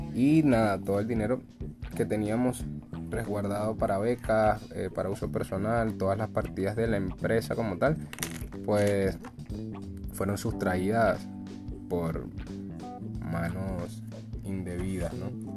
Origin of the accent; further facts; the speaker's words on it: Venezuela; nosotros somos de Venezuela